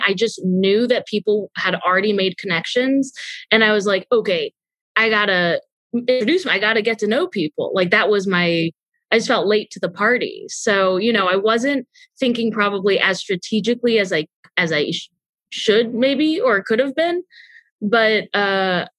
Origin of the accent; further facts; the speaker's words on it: Texas, United States; I'm a Jew from Texas